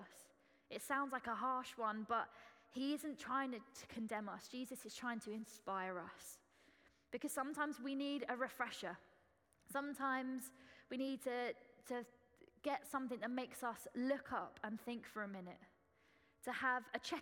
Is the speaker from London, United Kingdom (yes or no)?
no; Essex, East of England, United Kingdom; accent: Essex; moved away; Excuse the Essex accent, that's how it always is in my head. I am from Essex, so it's allowed